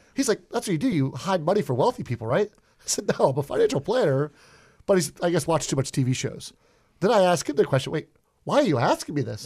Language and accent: English; Pittsburgh, Pennsylvania, United States; accent: Pittsburgh; I'm a Pittsburgher. Uh, if I have a thick accent, I apologize for that. I'm what we call Yinzer out in Pittsburgh